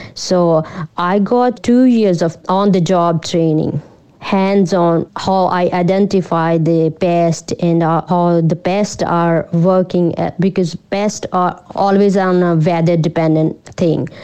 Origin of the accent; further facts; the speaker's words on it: Punjab, India; moved away as an adult; also born or lived in Amritsar / Melbourne; now in Shepparton, Australia; I grew up in um, India, northern part of India, Punjab. It's a rural place, yeah, in Punjab. So I grew up in, in the farm.